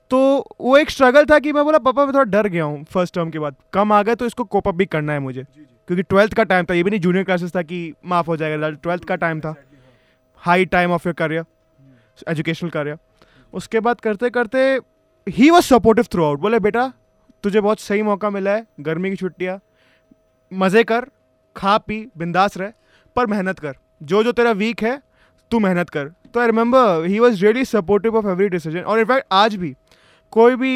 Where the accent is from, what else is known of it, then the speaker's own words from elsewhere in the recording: Punjab, India; मैं तो खुद पंजाब से हूँ